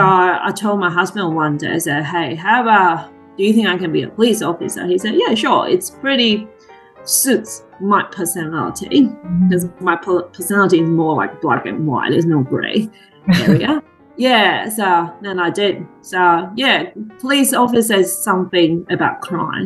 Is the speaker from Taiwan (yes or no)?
yes; Tainan, Taiwan; moved away as an adult; also born or lived in Taipei, Taiwan; now in Queensland, Australia; I'm from Taiwan, Tainan. So I was born in Tainan and basically uh, stayed in Tainan my entire whole life until uni